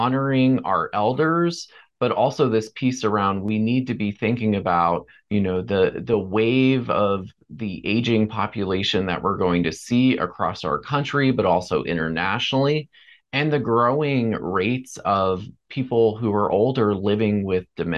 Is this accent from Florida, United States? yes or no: yes; Port St. Lucie, Florida, United States; I grew up in Florida and in a town called Port St. Lucie.